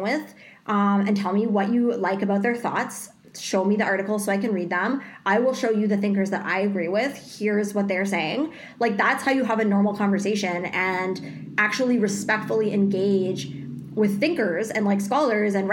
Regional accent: Canada; we are Canadian

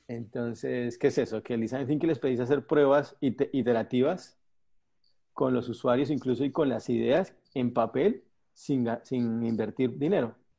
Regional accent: Colombia; moved away as an adult; now in Argentina; soy colombiano, vivo en Argentina hace siete años

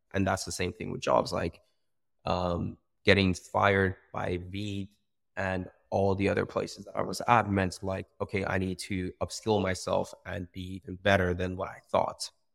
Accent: Iran; moved away as an adult; now in United Kingdom; I come from Iran. I was born and raised there

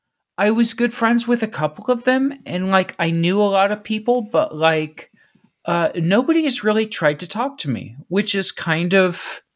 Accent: Cincinnati, Ohio, United States; I grew up in Cincinnati, right? I grew up east of Cincinnati, but I went to school in Cincinnati, et cetera, et cetera.

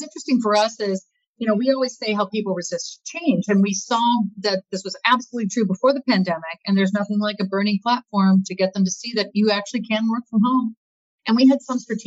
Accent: Midwest, United States; I grew up in the Midwest

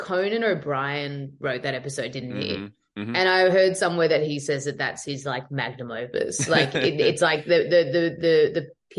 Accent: Australia; Oh, it's all accurate. It's completely what happens. Yeah. That's what it's like down there.

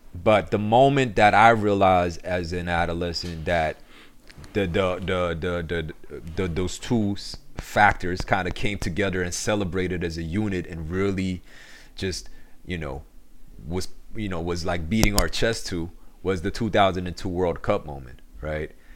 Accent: New York City, New York, United States; also born or lived in Korea / Elmhurst / Flushing; when I came to America in ninety-eight, and, um, I, I grew up, you know, I grew up in Queens ever since then

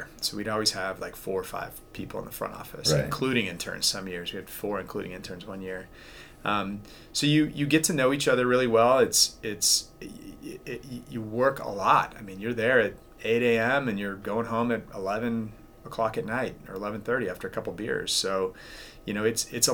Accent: Tacoma, Washington, United States; Growing up in Tacoma and being a Mariners fan

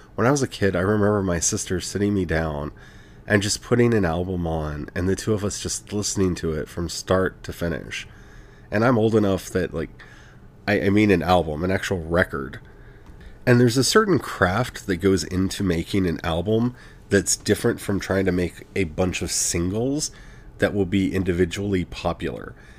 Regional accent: United States; as an American, with everything that's going on in my country

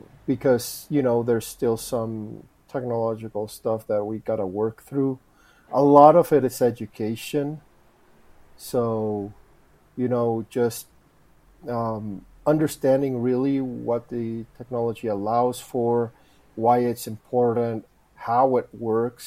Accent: Guatemala; moved away; also born or lived in Rotterdam; I'm from Guatemala

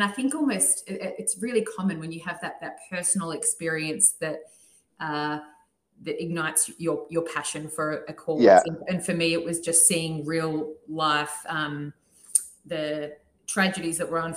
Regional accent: Melbourne, Victoria, Australia; moved away as an adult; now in Sydney, Australia; So I was born in Melbourne, and I grew up about 25 to 30 minutes outside the city with my sister and parents.

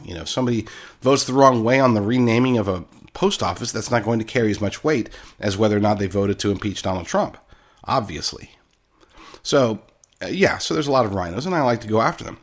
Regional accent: Oklahoma, United States; accent: Oklahoma voice; I grew up in Oklahoma, so that's my Oklahoma voice.

